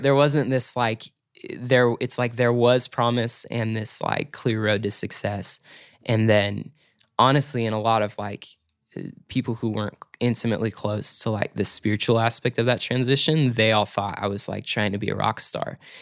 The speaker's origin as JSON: {"language": "English", "town": "Chico", "region": "California", "country": "United States", "tie": "born or raised there", "also_born_or_lived": "Torrance, California", "said": "Chico, California, honestly, that's home for me. Like, I call Chico my hometown"}